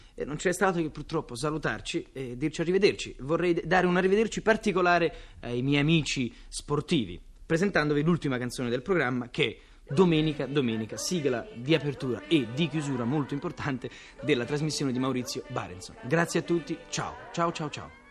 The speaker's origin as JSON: {"language": "Italian", "town": "Naples", "region": "Campania", "country": "Italy", "tie": "born or raised there", "said": "sono napoletano, sono nato al Palonetto di Santa Lucia"}